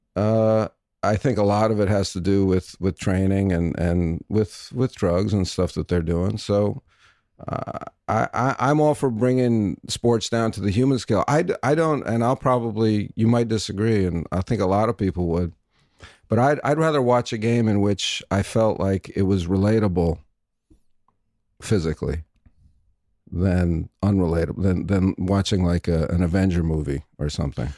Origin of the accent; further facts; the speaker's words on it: New York, United States; moved away; also born or lived in Vancouver; I'm from New York